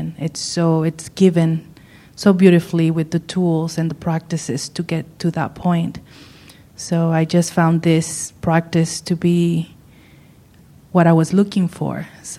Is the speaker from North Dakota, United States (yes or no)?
no; Modesto, California, United States; from Modesto.